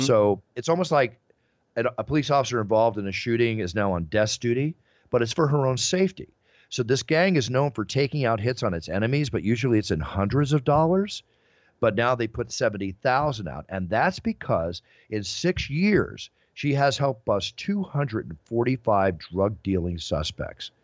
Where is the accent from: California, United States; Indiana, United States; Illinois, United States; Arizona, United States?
California, United States; Malibu; growing up in Malibu since 1972